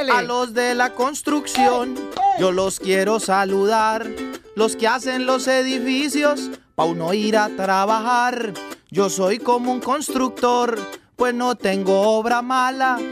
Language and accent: Spanish; Medellín, Antioquia, Colombia; Yo vengo de Medellín